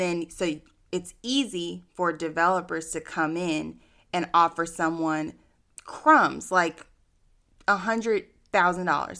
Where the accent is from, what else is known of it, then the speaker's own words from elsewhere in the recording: Austin, Texas, United States; born and raised in Austin